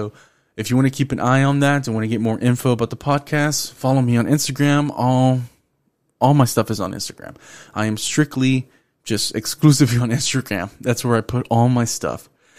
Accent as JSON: {"language": "English", "town": "Houston", "region": "Texas", "country": "United States", "accent": "Houston", "said": "I'm from the North Side of Houston"}